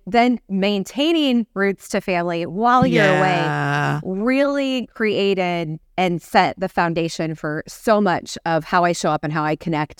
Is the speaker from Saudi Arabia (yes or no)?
yes; Saudi Arabia; You know, going back to me growing up in Saudi Arabia, we're like, okay, that might be fun for our family to have that opportunity to do together.